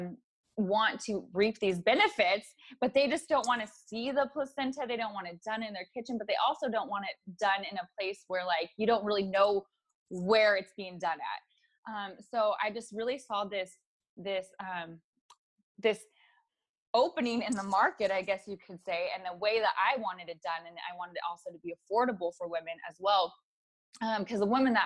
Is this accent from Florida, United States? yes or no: no; California, United States; I born and raised in California